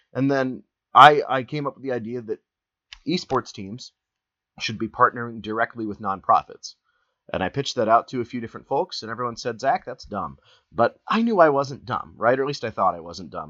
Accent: Columbus, Ohio, United States; I'm from Columbus, Ohio

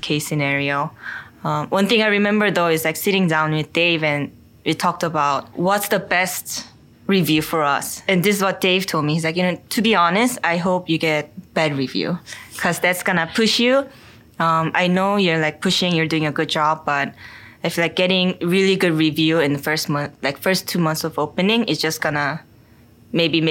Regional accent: Seoul, South Korea; also born or lived in Korean countryside; now in New York City, United States; I was born in Seoul, Korea. I have one older sister who's 1 year older than me. We grew up in Seoul

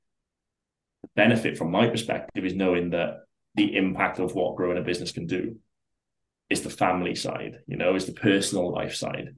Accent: South Wales, United Kingdom; Like we lived in like just a small town, like so I'm like from South Wales, lived in the valleys, like a small town

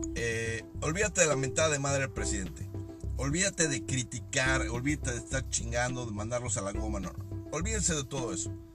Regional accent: Mexico; soy mexicano, al igual que mucha de la gente que escucha esta madre. Somos mexicanos

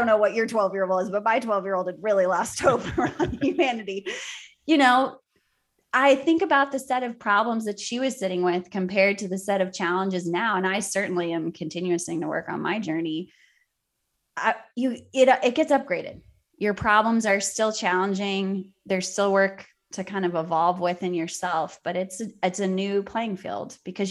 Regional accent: Cape Town, Western Cape, South Africa; born there; So I was born in Cape Town, South Africa during apartheid.

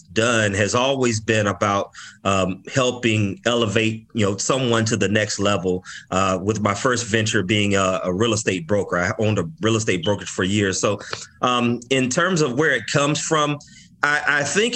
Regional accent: Orlando, Florida, United States; I grew up in the west side of Orlando. So I'm from Orlando, Florida

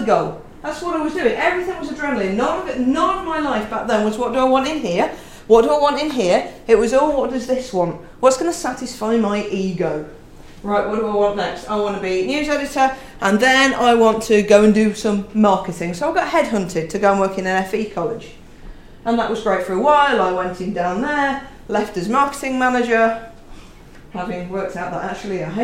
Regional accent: Leicestershire, East Midlands, United Kingdom; moved away; I grew up in Leicestershire

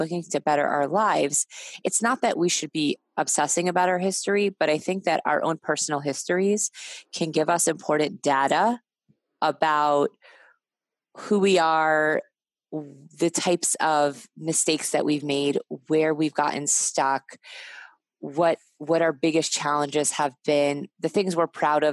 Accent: New York, United States; I'm a New Yorker

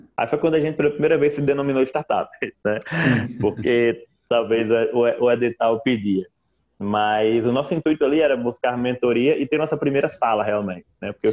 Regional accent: Mossoró, Rio Grande do Norte, Brazil; moved away as an adult; now in Macaé, Brazil; eu sou, sou oriundo do Nordeste, né? De Mossoró, que é uma cidade ali no semiárido nordestino

